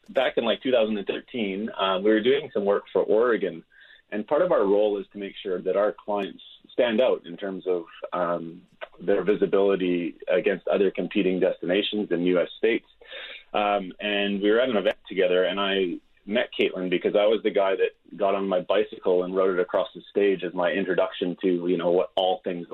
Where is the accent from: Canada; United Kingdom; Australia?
Canada; moved away as an adult; now in Auckland, New Zealand; I'm a Canadian actually living in Auckland